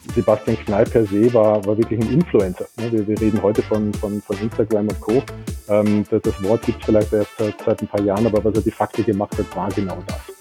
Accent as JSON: {"language": "German", "region": "Vienna", "country": "Austria", "tie": "born or raised there", "also_born_or_lived": "Pittsburgh, United States", "said": "Ich bin in Wien geboren, ähm, bin auch zur Schule gegangen, ging da aufs Gymnasium, ähm, habe dort auch studiert"}